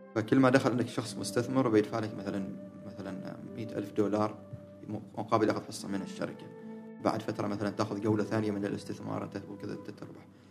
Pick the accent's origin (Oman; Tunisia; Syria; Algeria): Oman; احنا كعمانيين